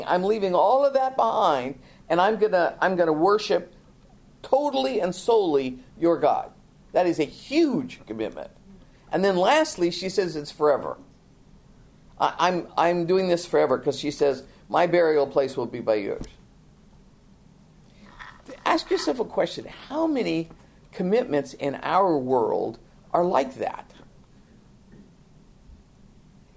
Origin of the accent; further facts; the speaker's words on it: United States; we're Americans, but we're such a melting pot